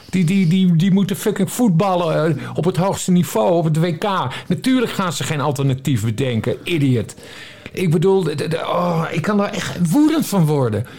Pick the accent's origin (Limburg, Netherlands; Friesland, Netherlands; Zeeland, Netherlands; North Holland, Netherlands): Friesland, Netherlands; een Fries net zoals ik